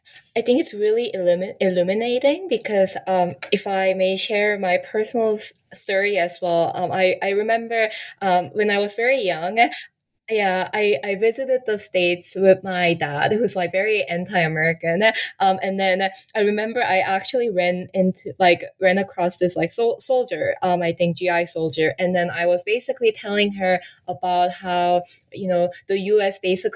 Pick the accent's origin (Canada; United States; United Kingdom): Canada; And then I was educated in Canada. I grew up in Canada.